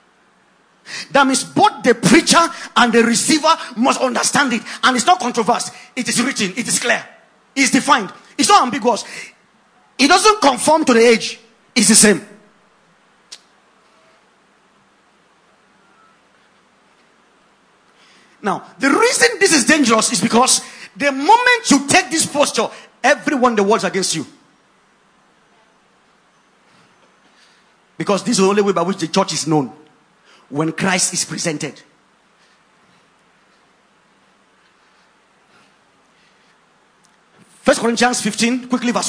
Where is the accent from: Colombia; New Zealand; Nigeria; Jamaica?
Nigeria; Ogoja, Cross River; I grew up in Ogoja